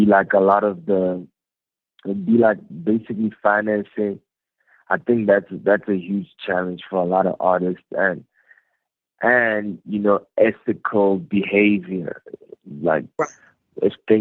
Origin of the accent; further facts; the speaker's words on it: Free State, South Africa; I grew up in the Free State in a city called Zalkum